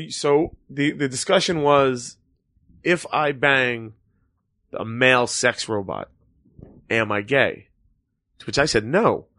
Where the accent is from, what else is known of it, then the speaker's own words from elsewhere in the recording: New York City, New York, United States; I come from New York City.